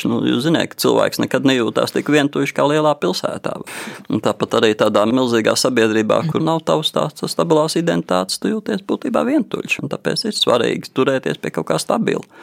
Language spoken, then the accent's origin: Latvian; Latvia; ka mēs esam latvieši